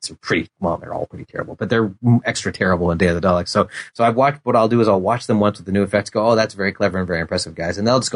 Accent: Edmonton, Alberta, Canada; I grew up in Edmonton

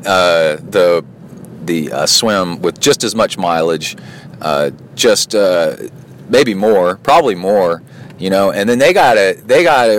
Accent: Birmingham, Alabama, United States; moved away; also born or lived in Texas; I also grew up in Alabama, Birmingham, and in Texas, in the woods, playing war nonstop

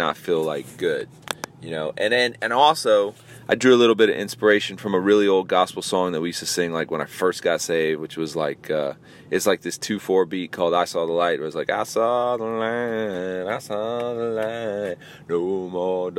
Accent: Tampa, Florida, United States; my hometown of Tampa, Florida

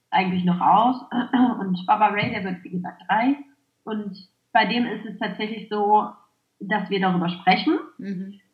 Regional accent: Clausthal-Zellerfeld, Lower Saxony, Germany; Ich habe damals noch bei meinen Eltern gewohnt. Ich komme ursprünglich aus Klausthal-Zellerfeld

